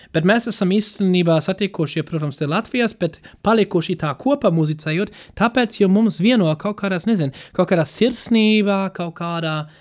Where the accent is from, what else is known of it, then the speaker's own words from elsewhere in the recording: Ruhr area, North Rhine-Westphalia, Germany; Latvian is a second language; now in Latvia; īstenībā ne, ne, ne vācietis kā tāds, bet man liekas, esmu diezgan no savā rajončika, e, e, Rūra apgabals